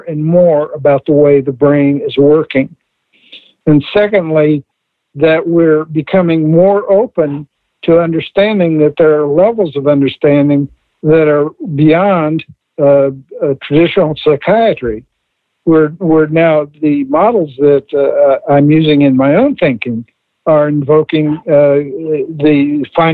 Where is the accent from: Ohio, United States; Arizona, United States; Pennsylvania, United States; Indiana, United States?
Indiana, United States; I grew up in Indiana